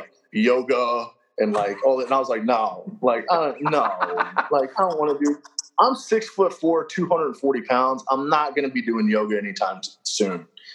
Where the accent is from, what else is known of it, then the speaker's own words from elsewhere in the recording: Kentucky, United States; moved away; also born or lived in Tennessee; I'm originally from Kentucky